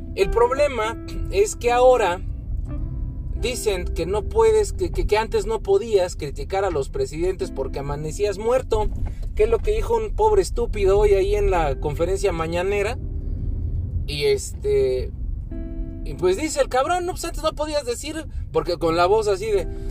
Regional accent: Mexico

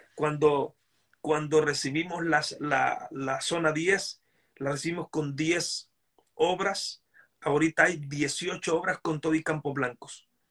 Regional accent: Honduras; moved away as an adult; now in United States; yo soy hondureño

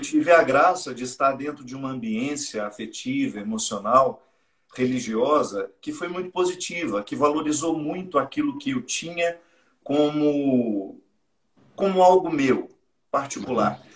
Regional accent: Minas Gerais, Brazil; now in Taubaté, Brazil; Sou mineiro, né? Mas moro no Vale do Paraíba há muitos anos.

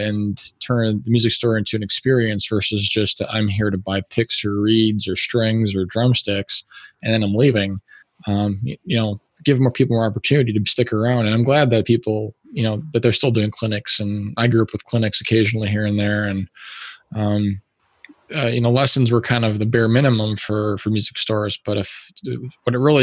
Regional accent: Wisconsin Rapids, Wisconsin, United States; now in Madison, United States; I grew up in Wisconsin Rapids, which is about an hour and a half north of here.

